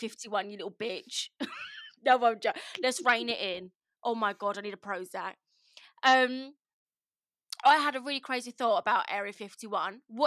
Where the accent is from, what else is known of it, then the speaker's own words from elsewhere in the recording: Kent, South East England, United Kingdom; we're from Kent